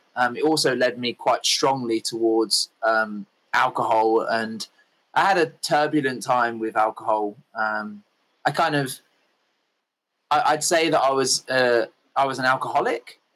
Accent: England, United Kingdom; I kind of grew up in the land of fish and chips and rain and tea

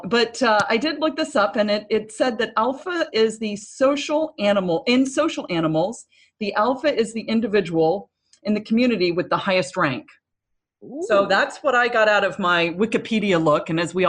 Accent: Williamsburg, Virginia, United States; also born or lived in Asia; So I lived in Asia quite a bit for about 6 years. And then I went to high school. Yeah. Oh yes. And then, I lived in Williamsburg, Virginia and went to high school there

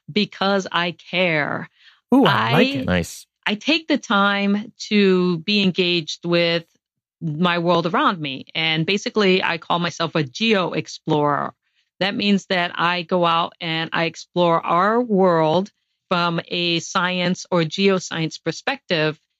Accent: Guam; born there; I was born on Guam because my father worked for a NASA contractor during the Apollo missions.

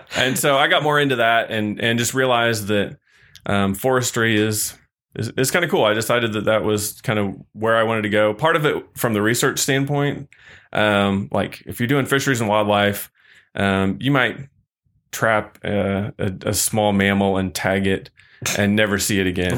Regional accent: Missouri, United States; now in Texas, United States; I grew up in Missouri.

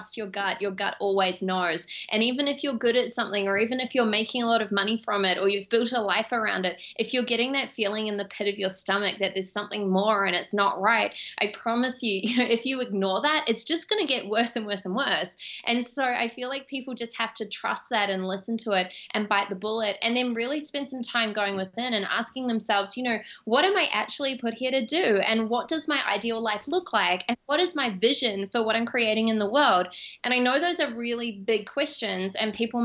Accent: Auckland, New Zealand; moved away; I grew up in Auckland, New Zealand

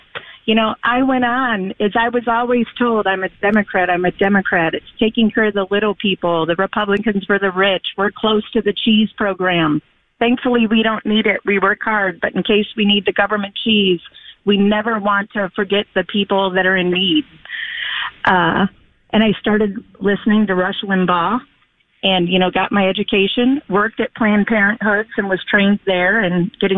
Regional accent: Detroit, Michigan, United States; moved away; also born or lived in Pensacola, Florida; I was raised in Detroit, Michigan

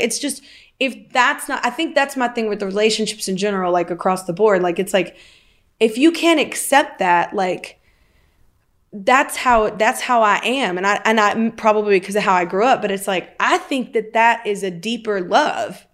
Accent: the South, United States; I'm from the South

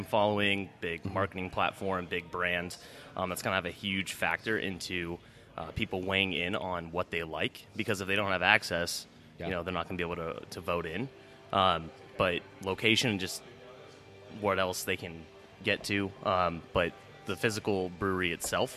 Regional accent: San Francisco Bay Area, California, United States; moved away as an adult; now in Arizona, United States; I'm originally from the San Francisco Bay Area

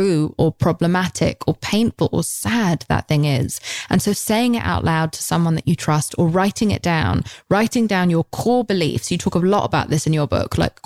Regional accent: England, United Kingdom; We're English

